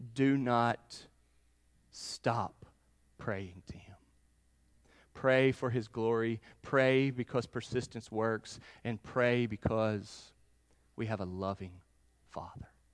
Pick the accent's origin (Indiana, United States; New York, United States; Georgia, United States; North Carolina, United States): North Carolina, United States; Charlotte; I grew up in Charlotte, North Carolina.